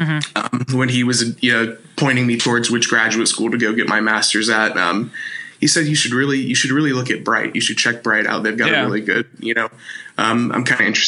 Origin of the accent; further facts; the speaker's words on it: Bedford, Texas, United States; also born or lived in Fort Worth, Texas; I'm from Texas. I'm from, it's a city in between Dallas and Fort Worth called Bedford